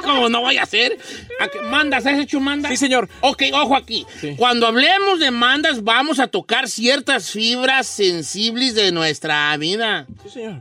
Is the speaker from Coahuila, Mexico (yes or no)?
no; Guadalajara, Jalisco, Mexico; yo soy de Guadalajara